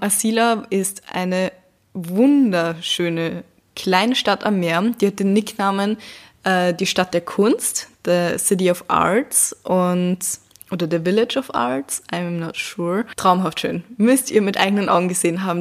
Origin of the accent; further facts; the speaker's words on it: Vienna, Austria; hier bei uns in Wien